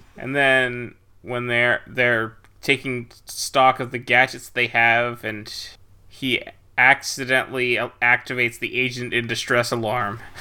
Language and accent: English; United States; as an American